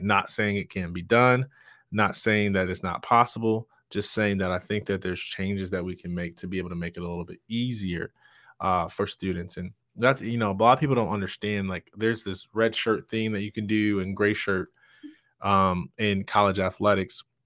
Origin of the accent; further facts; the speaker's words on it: Jackson, Michigan, United States; I'm from Jackson, Michigan